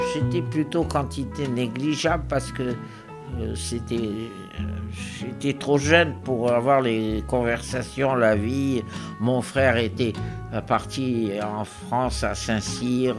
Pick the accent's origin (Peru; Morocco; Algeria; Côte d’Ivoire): Algeria; Mostaganem Province; Je suis né à Mostaganem